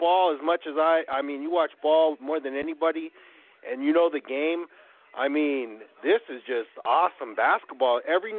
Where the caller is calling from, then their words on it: Cleveland, Ohio, United States; I'm calling from Cleveland